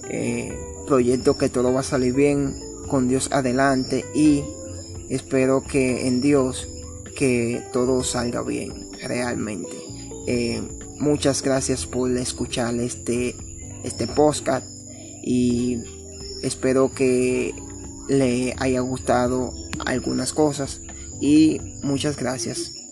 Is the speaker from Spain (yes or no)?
no; Sabana de la Mar, Hato Mayor, Dominican Republic; born there; nací en Sabana de la Mar, esta está ubicada al este del país, es un pequeño pueblo costero